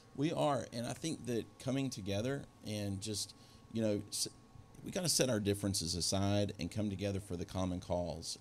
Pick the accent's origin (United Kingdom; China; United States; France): United States; Beckley, West Virginia; moved away; I grew up in Beckley, West Virginia